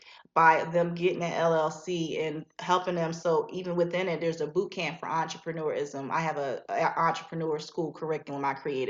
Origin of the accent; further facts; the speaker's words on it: Philadelphia, Pennsylvania, United States; now in Macon, United States; I'm from Philadelphia, so I have an office there as well